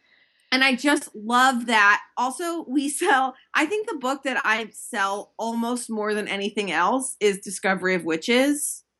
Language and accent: English; Chicago, Illinois, United States; We grew up in Chicago and our dad works in the mayor's office.